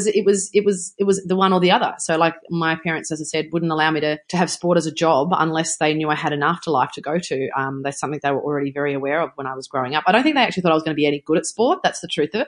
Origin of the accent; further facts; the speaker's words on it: New South Wales, Australia; it was in my home country. It was only 35 minutes from my house